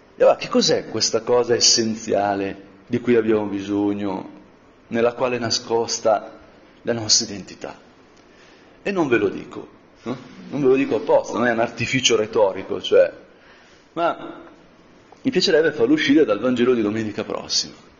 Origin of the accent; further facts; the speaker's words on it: Brianza, Lombardy, Italy; da Brianzola